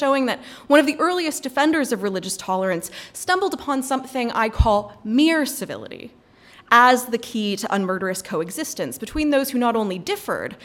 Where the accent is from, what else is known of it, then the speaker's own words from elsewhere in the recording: North Carolina, United States; I'm from North Carolina